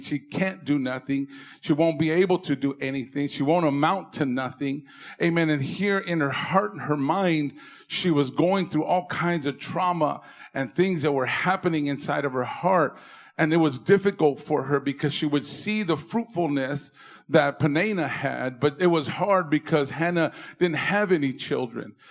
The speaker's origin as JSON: {"language": "English", "town": "Indio", "region": "California", "country": "United States", "moved": "as an adult", "lives_now": "San Fernando Valley, United States", "said": "I'm from the Coachella Valley, from Indio"}